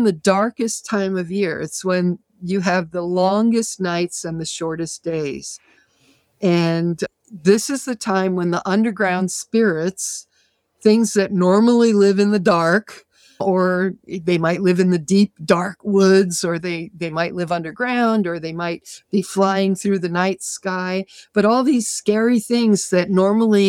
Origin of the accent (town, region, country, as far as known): Massachusetts, United States